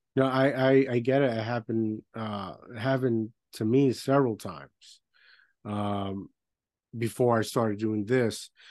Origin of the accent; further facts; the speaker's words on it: Puerto Rico; moved away; I grew up in Puerto Rico